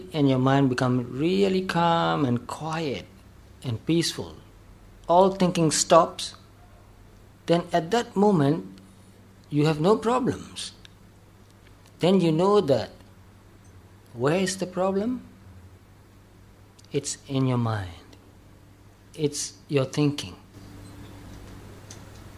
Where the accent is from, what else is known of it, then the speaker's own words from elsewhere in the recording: Myanmar; Especially in Myanmar, in our country, there are monasteries and pagodas